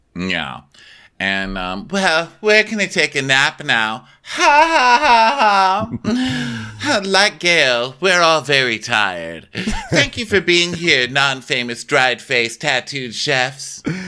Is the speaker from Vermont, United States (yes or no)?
no; El Paso, Texas, United States; Welcome to my hometown